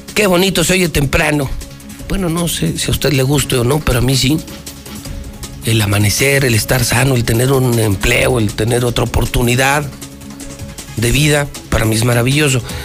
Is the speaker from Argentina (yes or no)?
no; Mexico; somos mexicanos. Y en Aguascalientes más.